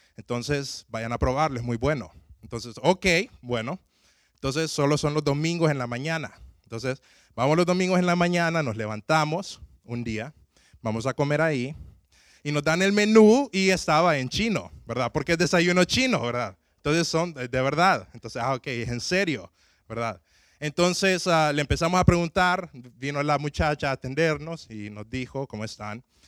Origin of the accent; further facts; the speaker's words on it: Tegucigalpa, Francisco Morazán, Honduras; mi ciudad de Tegucigalpa